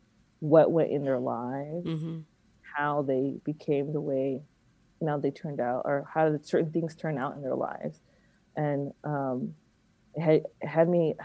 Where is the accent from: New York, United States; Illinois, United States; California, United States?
California, United States; Alameda; also born or lived in Oakland; I grew up in Alameda, which is a nice little town